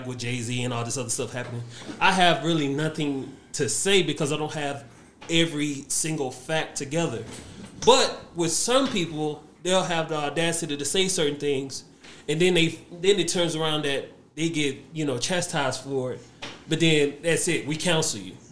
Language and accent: English; Nigeria; for me, being a Nigerian